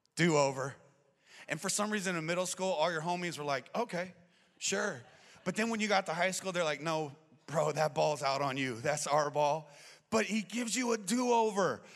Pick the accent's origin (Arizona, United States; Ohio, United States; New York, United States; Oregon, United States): Arizona, United States; I'm born and raised in Arizona